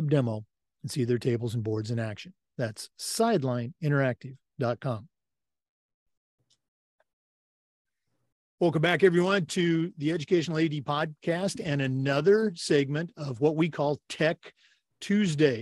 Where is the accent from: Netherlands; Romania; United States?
United States; Oregon; moved away; Oregon's my home state.